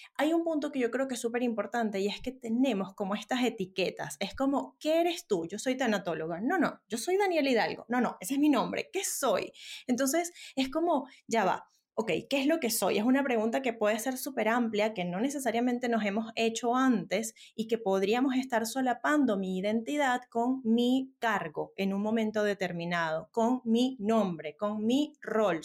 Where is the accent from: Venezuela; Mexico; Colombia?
Venezuela; now in Santiago, Chile; yo soy venezolana y decías ahora soy vivo en Santiago de Chile, pero emigré por una situación país muy adversa